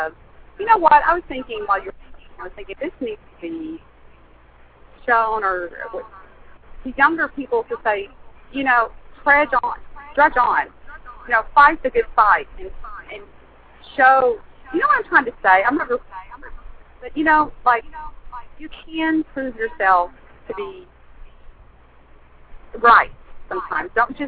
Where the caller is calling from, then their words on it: Dallas, Texas, United States; I gotta tell you, I'm driving in a convertible in Dallas, 35 North, so I hope you can hear me